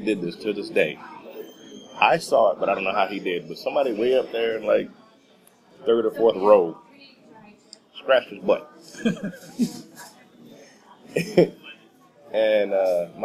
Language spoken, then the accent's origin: English; Texas, United States; I'm a Texan